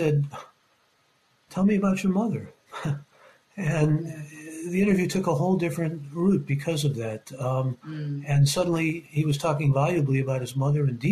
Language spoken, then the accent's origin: English; Cleveland, Ohio, United States; growing up in Cleveland and looking back at Cleveland